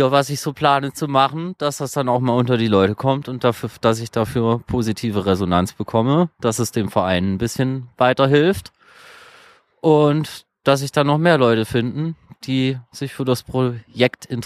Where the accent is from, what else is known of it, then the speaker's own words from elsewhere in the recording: Leipzig, Saxony, Germany; Äh, ich komme aus Leipzig.